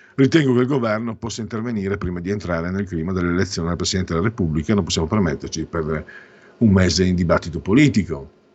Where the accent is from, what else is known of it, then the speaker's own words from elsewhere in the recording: Friuli-Venezia Giulia, Italy; vengo dal Friuli, Venezia Giulia, Mezzo Veneto